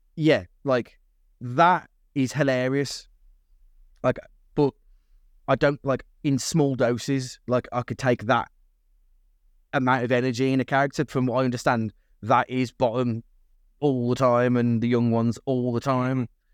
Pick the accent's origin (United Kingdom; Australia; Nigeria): United Kingdom; being British